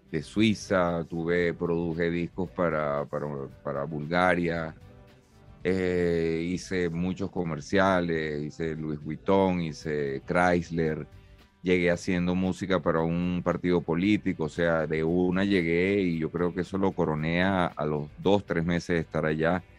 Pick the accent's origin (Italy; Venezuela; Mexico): Venezuela; now in Spain; no termina de saber cómo, hablamos en Venezuela, pues me, confundían, claro, y, ojo, que ya tengo tres años aquí